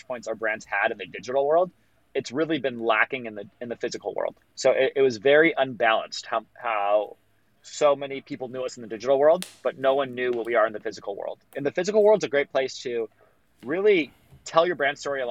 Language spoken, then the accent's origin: English; Los Angeles, California, United States; I grew up in Los Angeles, and I have a very strong community here